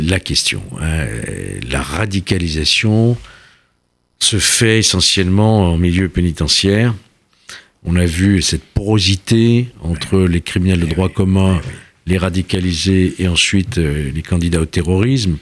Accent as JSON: {"language": "French", "town": "Lyon", "region": "Auvergne-Rhône-Alpes", "country": "France", "said": "je viens de Lyon"}